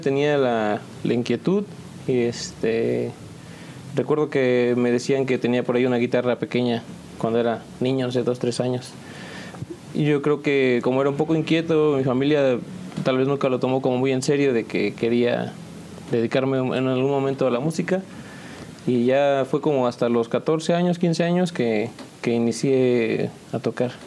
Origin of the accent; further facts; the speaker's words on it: San Juan del Río, Querétaro, Mexico; de aquí de San Juan del Río, originalmente, nacido, ya sabes, en el IMSS